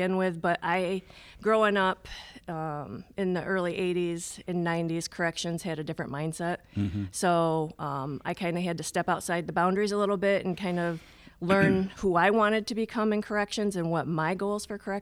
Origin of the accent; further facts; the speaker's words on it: Ionia, Michigan, United States; I grew up in Ionia, Michigan, where we had five prisons at the time there.